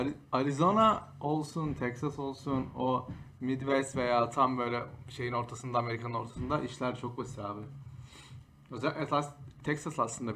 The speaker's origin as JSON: {"language": "Turkish", "region": "Istanbul", "country": "Turkey", "tie": "born or raised there", "moved": "as an adult", "lives_now": "Boston, United States", "said": "tüm hayatım önce İstanbul'daydım. Üniversite sonuna kadar. Ondan sonra buraya taşındım."}